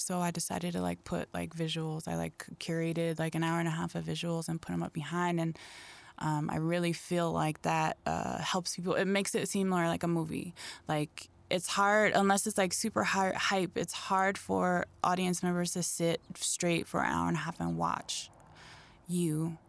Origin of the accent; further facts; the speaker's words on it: Springfield, Ohio, United States; also born or lived in Dayton / Chicago; I live in southern New Mexico. I live in a small town, but originally I'm from the Midwest. I was a military baby, so I was all around, but mostly I spent time in Dayton, Springfield, Ohio, which is the birthplace of funk